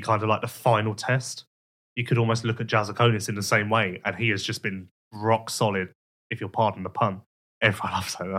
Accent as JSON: {"language": "English", "region": "England", "country": "United Kingdom", "said": "I'm English"}